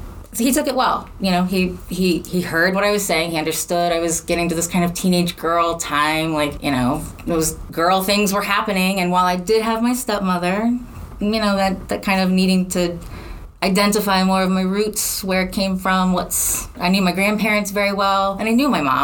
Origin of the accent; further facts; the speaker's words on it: Chicago, Illinois, United States; moved away; also born or lived in St. Louis; I'm from Chicago.